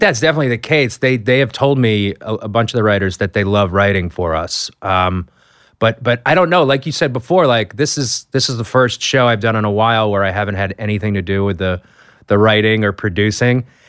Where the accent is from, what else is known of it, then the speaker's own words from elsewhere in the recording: Boston, Massachusetts, United States; I'm from Boston